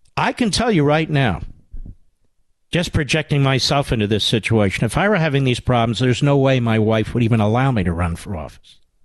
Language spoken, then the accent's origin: English; Pennsylvania, United States; I'm from Pennsylvania